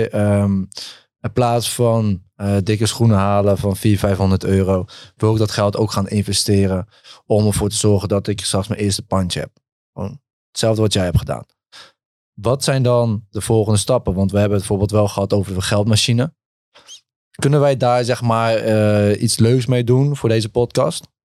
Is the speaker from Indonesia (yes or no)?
no; Netherlands; Ik ben een Nederlander, man.